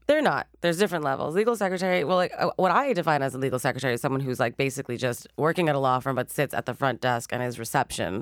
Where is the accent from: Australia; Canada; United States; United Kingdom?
Canada; Montreal, Quebec; now in Toronto, Canada; I was born and raised in Montreal